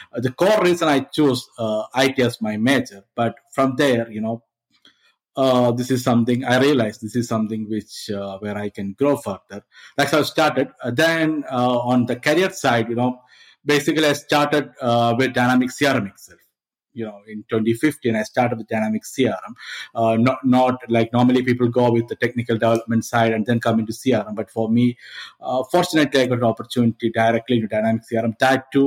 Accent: India; moved away as an adult; now in Malta; I'm from India, but I moved to Malta as part of my work

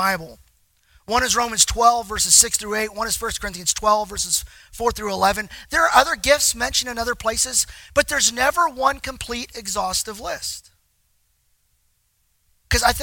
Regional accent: Texas, United States; I'm from Texas

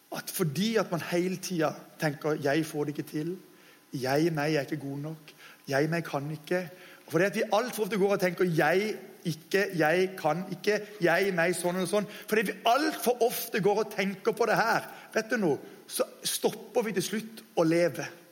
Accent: Norway; jeg kaller oss dessverre som nordmenn altfor ofte for bortskjemte drittunger

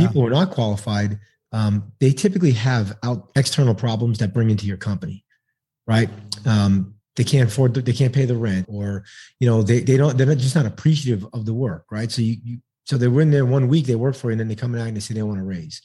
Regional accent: New York City, New York, United States; now in Texas, United States; I'm originally from New York City, but I live in the great state of Texas now

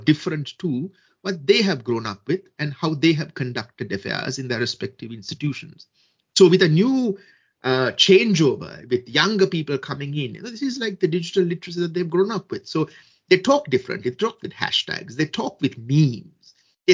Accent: Sri Lanka; my home country, Sri Lanka

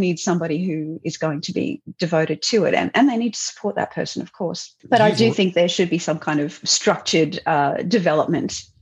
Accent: Southeast Queensland, Australia; I was pretty keen to come back to Southeast Queensland

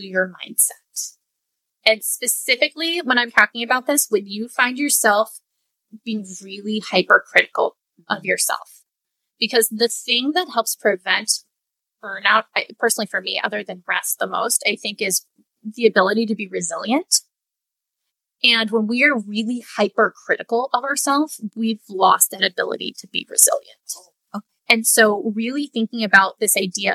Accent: Southern California, United States; I grew up in Southern California.

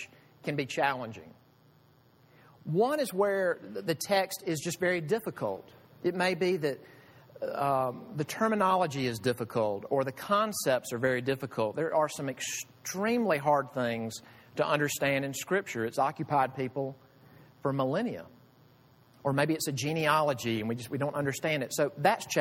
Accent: United States; I love being American. I am so thankful to be American

